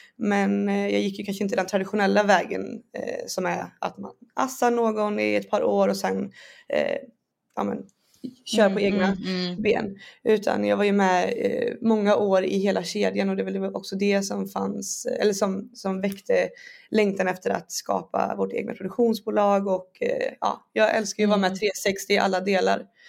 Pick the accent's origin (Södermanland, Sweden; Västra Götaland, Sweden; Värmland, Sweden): Västra Götaland, Sweden; Borås; moved away as an adult; now in Stockholm, Sweden; jag är från Borås och uppväxt där